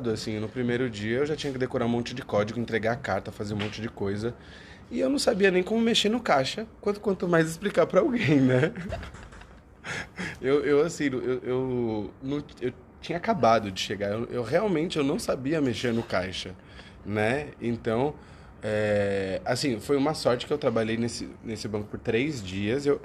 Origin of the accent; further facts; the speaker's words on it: Brazil; moved away as an adult; now in Ireland; Eu, já, eu saí do Brasil com a cidadania italiana, né?